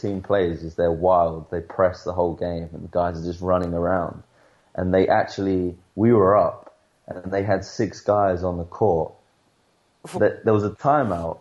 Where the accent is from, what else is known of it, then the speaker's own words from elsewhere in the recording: England, United Kingdom; moved away as an adult; now in Spain; I'm from England